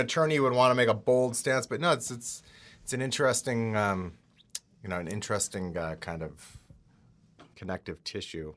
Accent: outside of Milwaukee, Wisconsin, United States; growing up outside of Milwaukee

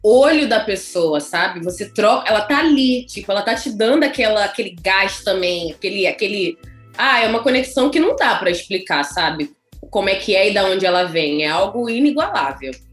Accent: Brazil; moved away; eu venho do Brasil

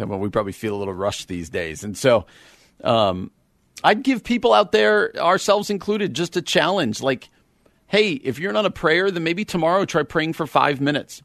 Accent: East Coast, United States; now in Midwest, United States; I'm from the East Coast

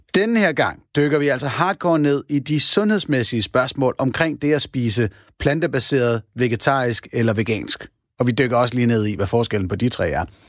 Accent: Denmark; Jeg er en ud af de 39 procent af danskerne

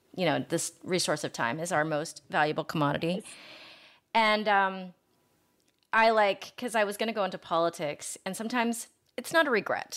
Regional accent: Ohio, United States; now in Los Angeles, United States; I'm from Ohio

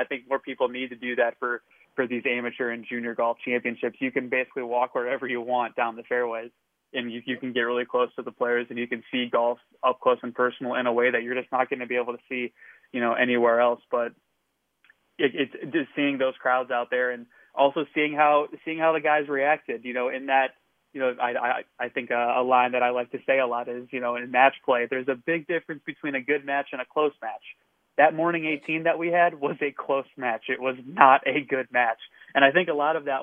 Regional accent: Ohio, United States; also born or lived in Moon Township, Pennsylvania; now in Washington, D.C., United States; where I live in D.C. now to where I, you know, where I grew up in Ohio

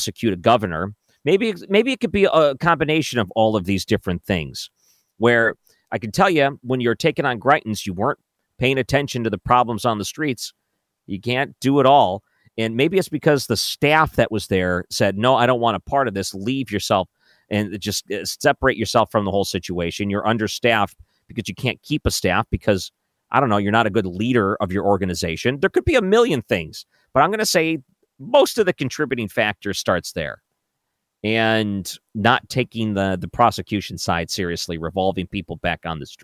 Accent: outside of the Detroit area, Michigan, United States; now in St. Louis, United States; I grew up outside of the Detroit area

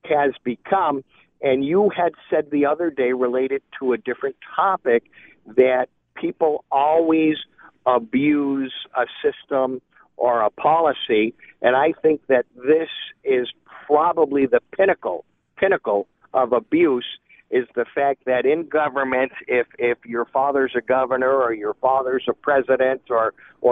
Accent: United States; I am an American

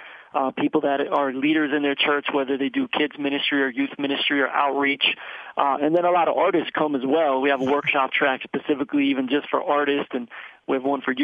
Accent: Philadelphia, Pennsylvania, United States; I grew up in Philly

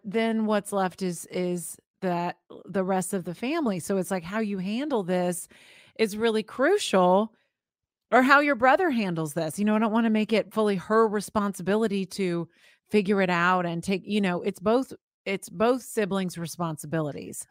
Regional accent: Florida, United States; I grew up in Florida

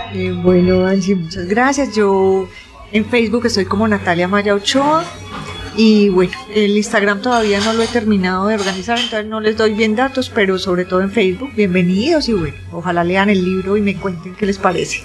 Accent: Antioquia, Colombia; accent: paisa; Fui una niña que estudió en varios colegios, además. Entonces yo he andado la ciudad

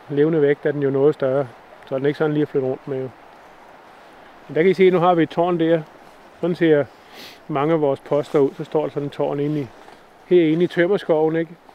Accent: Zealand and the islands, Denmark; accent: not Jutlandic; moved away; jeg snakker heller ikke jysk. Så, så jeg har jo en fortid fra, fra Sjælland og øerne

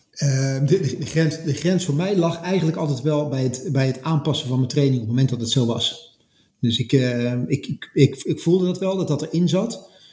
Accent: Netherlands; als Nederlander, of als, als West, als, zeg maar, wij kan bijna zeggen als West-Europeaan

